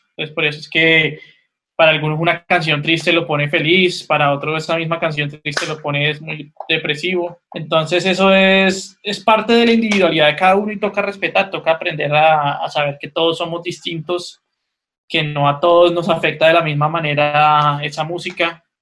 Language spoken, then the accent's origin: Spanish; Cali, Valle del Cauca, Colombia; moved away; also born or lived in Colombian Caribbean coast; Yo no soy costeño, obviamente, yo soy caleño